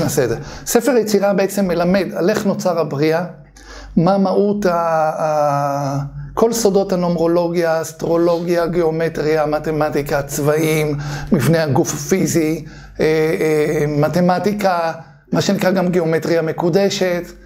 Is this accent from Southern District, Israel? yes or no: no; Bnei Brak, Tel Aviv District, Israel; אני גדלתי בבני ברק